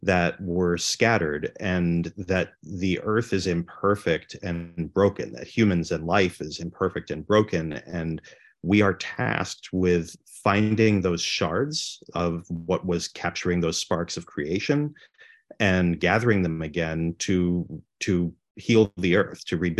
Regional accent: United States; we're American Jews

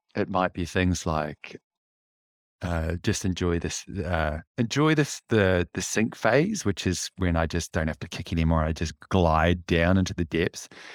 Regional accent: Auckland, New Zealand; I grew up in West Auckland, so Tiatatu, Henderson, that area

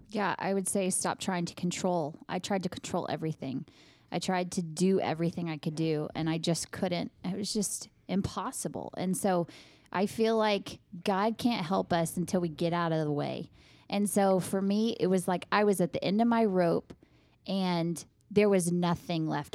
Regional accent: Midland, United States; I was born and raised in Midland

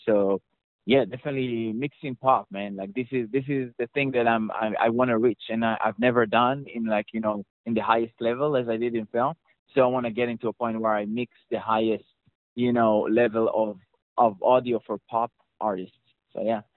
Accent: Israel; accent: Israeli; that's my Israeli accent

